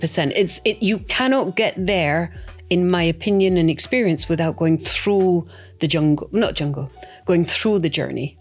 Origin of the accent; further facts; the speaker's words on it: Scotland, United Kingdom; I'm brought up not to like debt. I'm 100%, you know, I come from Scotland.